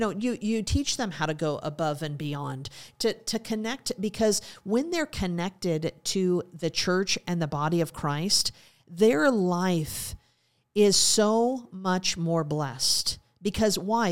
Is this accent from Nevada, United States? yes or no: no; Montana, United States; moved away; also born or lived in Alaska; growing up in Montana and, of course, living in Alaska